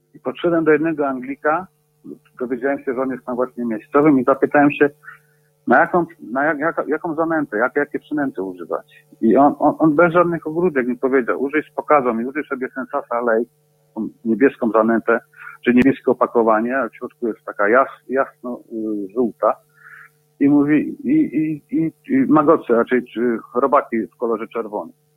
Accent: Bielsko-Biała, Silesian Voivodeship, Poland; moved away as an adult; now in England, United Kingdom; pochodzę z Bielska Białej

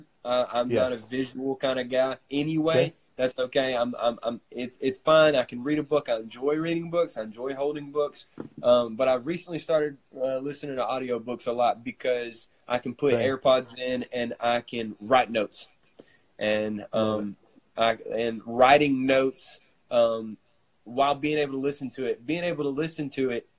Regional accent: Corinth, United States; my hometown

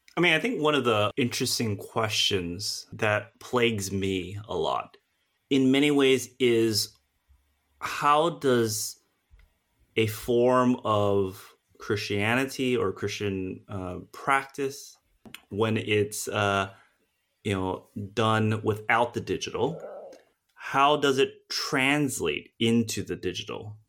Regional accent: United States; now in United Kingdom; I'm an American, you know, and living in the U K

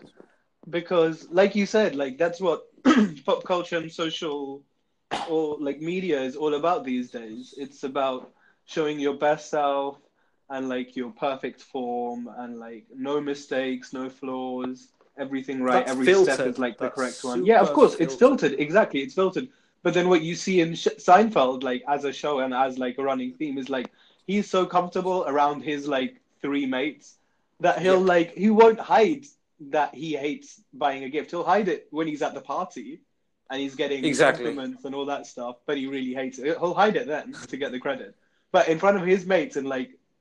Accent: United Kingdom; We are British Asians

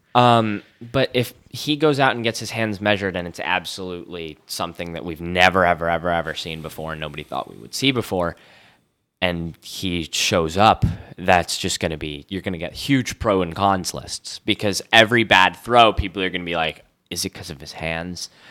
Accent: Connecticut, United States; I'm from Connecticut

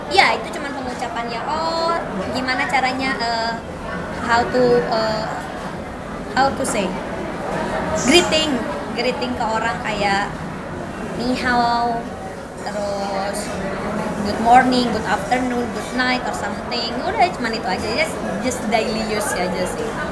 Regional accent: West Java, Indonesia; aku Jawa, Jawa Barat

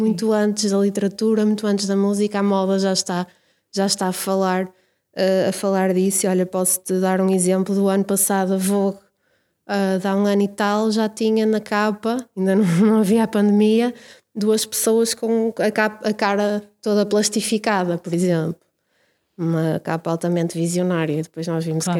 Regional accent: Braga, Norte, Portugal; eu nasci em Braga e vivi em Braga desde sempre

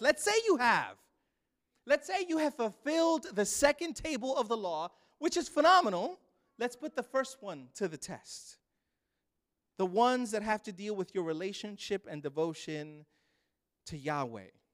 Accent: New York City, New York, United States; moved away; I grew up in Brooklyn, New York.

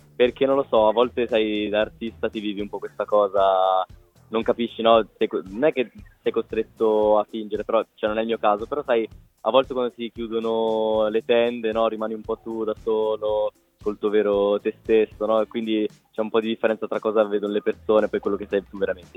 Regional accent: Liguria, Italy; da Ligure

